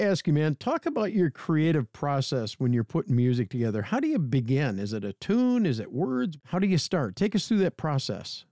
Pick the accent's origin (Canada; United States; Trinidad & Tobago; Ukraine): United States; Bay City, Michigan; Which is my hometown. I grew up in the South End. I graduated from Bay City Central